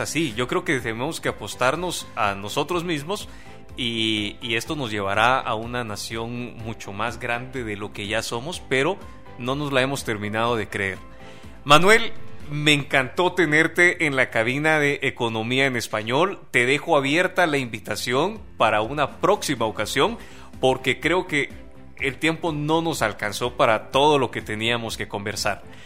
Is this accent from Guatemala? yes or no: yes; Guatemala; como guatemaltecos